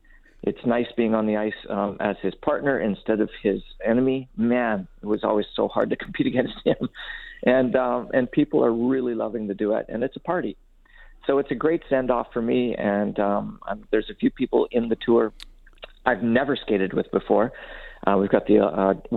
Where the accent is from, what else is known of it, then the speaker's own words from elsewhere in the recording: Caroline, Alberta, Canada; As a kid growing up in Caroline, Alberta